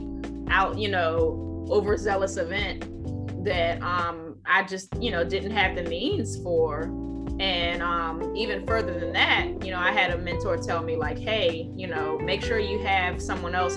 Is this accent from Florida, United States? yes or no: no; Washington, District of Columbia, United States; growing up in Chocolate City